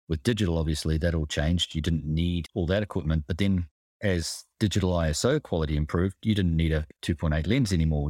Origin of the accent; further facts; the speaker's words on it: Hawke's Bay, New Zealand; now in Switzerland; I do miss the sea growing up in New Zealand, Hawke's Bay